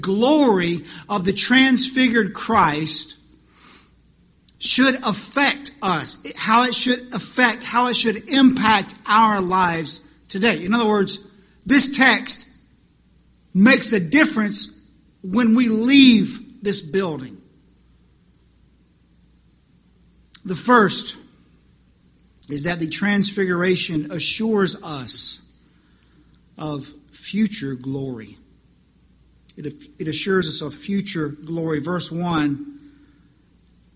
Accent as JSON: {"language": "English", "region": "the Carolinas", "country": "United States", "tie": "born or raised there", "also_born_or_lived": "Wyoming", "moved": "as an adult", "said": "Being born and raised in the Carolinas, my family had the privilege of easy access to the beach and the mountains."}